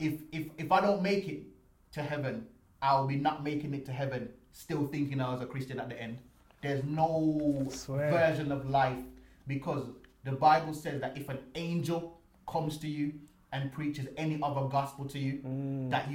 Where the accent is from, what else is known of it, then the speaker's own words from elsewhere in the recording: Jamaica; now in United Kingdom; when I was 6 years old, growing up in Jamaica